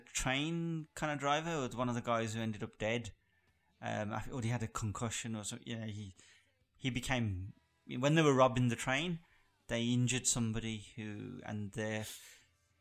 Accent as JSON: {"language": "English", "region": "England", "country": "United Kingdom", "said": "I'm English"}